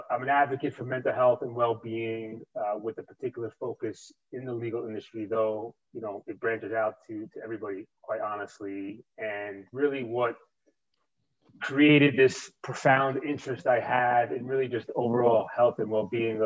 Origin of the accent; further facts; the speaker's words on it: New York City, New York, United States; accent: New York; I grew up in New York. I've lived here my entire life